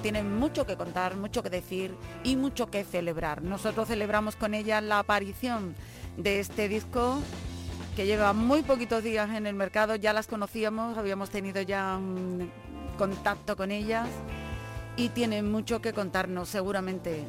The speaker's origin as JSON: {"language": "Spanish", "town": "Granada", "region": "Andalusia", "country": "Spain", "said": "nuestra tierra, desde Granada"}